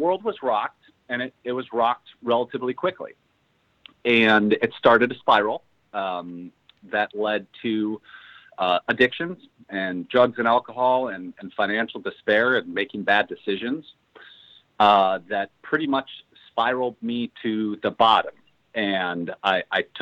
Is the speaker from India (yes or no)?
no; Chicago, Illinois, United States; I'm born and raised in Chicago, Illinois